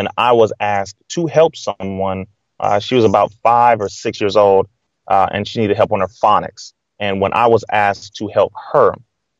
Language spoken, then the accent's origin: English; Compton, California, United States; born and raised in Compton, California